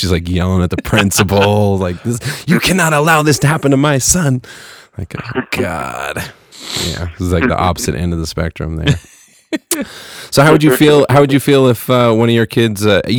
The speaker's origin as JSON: {"language": "English", "town": "Fresno", "region": "California", "country": "United States", "tie": "born or raised there", "moved": "yes", "said": "where I grew up in Fresno, man, in Central Valley"}